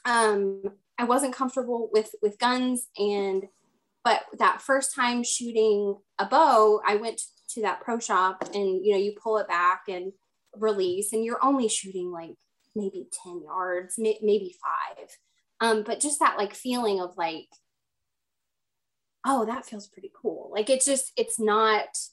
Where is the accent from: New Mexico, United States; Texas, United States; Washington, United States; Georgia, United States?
Texas, United States; I grew up in Texas